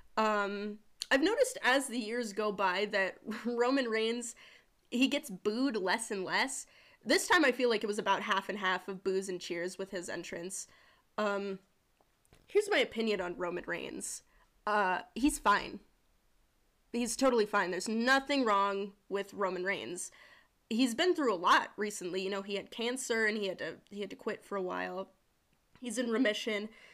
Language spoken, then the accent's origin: English; South Dakota, United States; She's from my home state